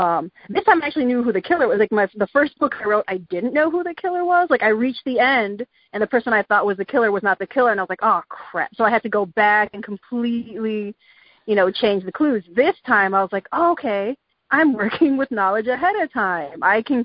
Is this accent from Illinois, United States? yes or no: yes; Chicago, Illinois, United States; born or raised there